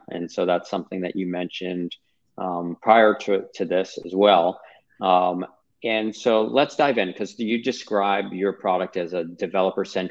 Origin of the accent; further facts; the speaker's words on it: Sanibel, Florida, United States; my hometown community, which was really decimated by this hurricane.